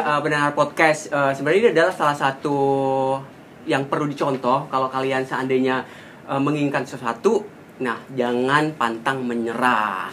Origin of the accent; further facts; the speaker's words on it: Java, Indonesia; Saya orang Jawa Anet